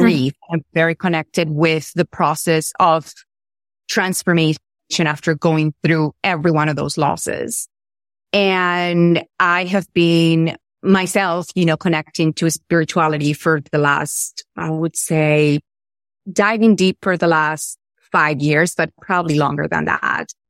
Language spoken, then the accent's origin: English; Venezuela; I'm from Venezuela